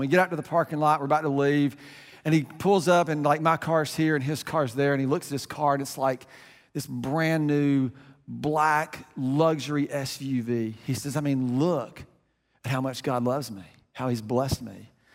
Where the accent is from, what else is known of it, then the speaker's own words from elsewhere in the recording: United States; we're American